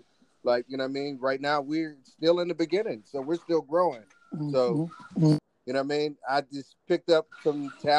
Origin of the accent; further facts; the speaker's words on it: Pittsburgh, Pennsylvania, United States; I am from Pittsburgh, PA